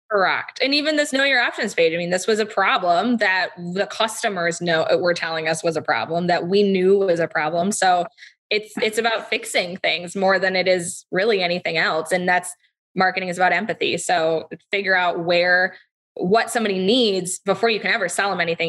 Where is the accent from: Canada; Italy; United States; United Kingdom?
United States; Charlevoix, Michigan; I grew up in Charlevoix, Michigan